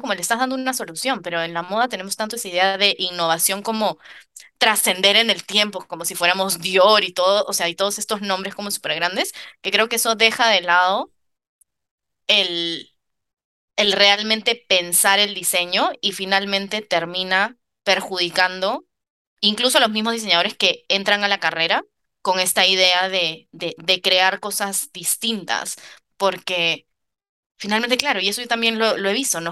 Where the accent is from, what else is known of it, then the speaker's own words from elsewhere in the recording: Lima, Peru; moved away as an adult; also born or lived in New York, United States; now in Paris, France; Yo, que soy de Lima, Lima es una ciudad gigante